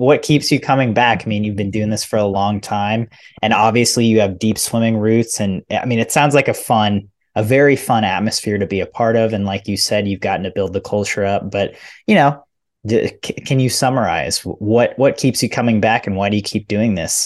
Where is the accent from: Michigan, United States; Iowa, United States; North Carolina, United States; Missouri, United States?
Missouri, United States; moved away; I'm from Missouri where high school swimming, I think, is just a little smaller, but it was still a big deal for us